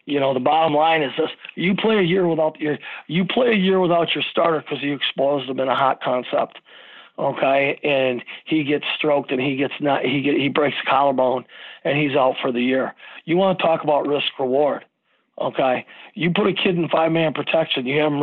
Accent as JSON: {"language": "English", "town": "Frankenmuth", "region": "Michigan", "country": "United States", "tie": "born or raised there", "said": "I grew up in the Christmas capital of the state of Michigan"}